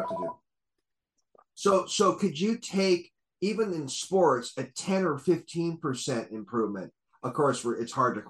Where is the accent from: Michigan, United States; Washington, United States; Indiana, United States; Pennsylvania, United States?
Washington, United States; Seattle; a guy I grew up with in Seattle